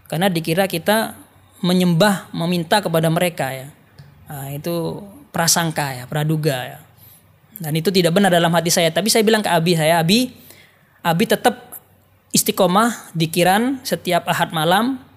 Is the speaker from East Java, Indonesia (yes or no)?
yes; Jember, East Java, Indonesia; karena saya asli orang Jember.